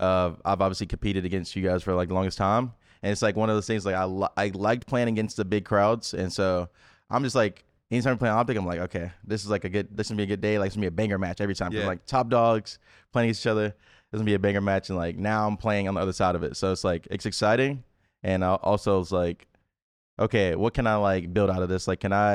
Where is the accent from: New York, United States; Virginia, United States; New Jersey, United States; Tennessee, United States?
Tennessee, United States; Memphis; So I'm 23. I'm from Memphis, Tennessee.